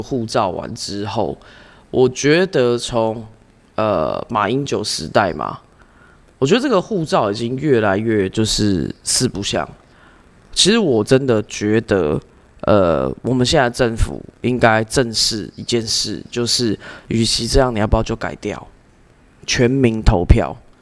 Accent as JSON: {"language": "Chinese", "country": "Canada", "tie": "born or raised there", "said": "我从小是在这个加拿大长大"}